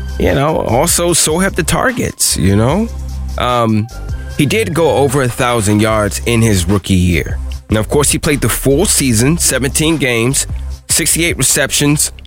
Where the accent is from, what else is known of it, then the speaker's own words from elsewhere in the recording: United States; here in my hometown